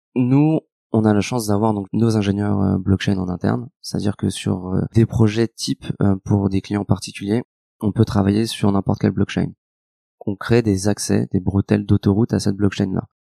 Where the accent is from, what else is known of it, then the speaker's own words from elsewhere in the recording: Lyon, Auvergne-Rhône-Alpes, France; je suis lyonnais euh, d'origine.